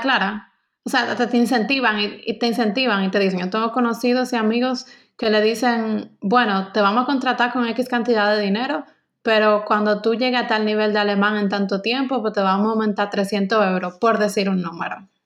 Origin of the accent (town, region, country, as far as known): Dominican Republic; moved away as an adult; also born or lived in Stuttgart, Germany; now in Germany